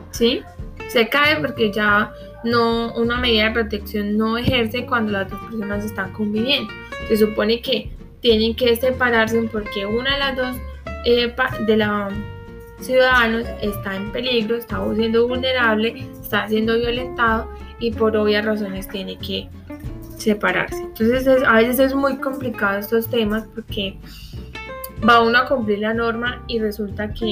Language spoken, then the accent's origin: Spanish; Colombia; nosotros tenemos la costumbre, como colombianos que somos, porque eso ya es cultura, de que acá no se hace nada